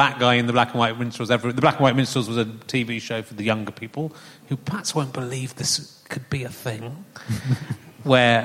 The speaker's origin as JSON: {"language": "English", "area": "Somerset", "region": "South West England", "country": "United Kingdom", "tie": "born or raised there", "also_born_or_lived": "Loughborough", "said": "growing up in Somerset"}